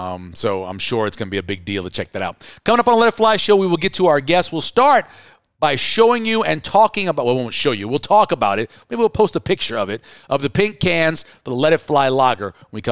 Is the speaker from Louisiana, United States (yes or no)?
yes; New Orleans, Louisiana, United States; moved away; We had a beer growing up in New Orleans called the Mardi Gras beer.